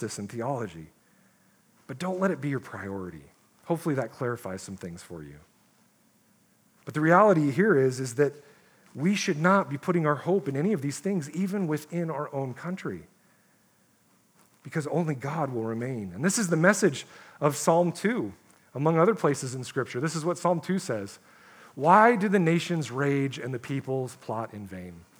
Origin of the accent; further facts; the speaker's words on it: United States; us as Christians in America